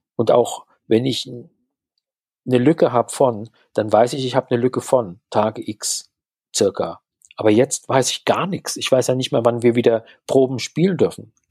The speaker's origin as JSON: {"language": "German", "town": "Mannheim", "region": "Baden-Württemberg", "country": "Germany", "also_born_or_lived": "Berlin", "moved": "yes", "lives_now": "Pforzheim, Germany", "said": "Ich stamme ursprünglich aus Mannheim"}